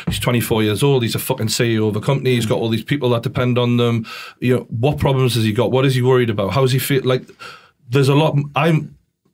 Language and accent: English; Newcastle upon Tyne, North East England, United Kingdom; accent: Geordie; I'm from Newcastle, and I know I sound a bit like, you know, Geordies, we have that accent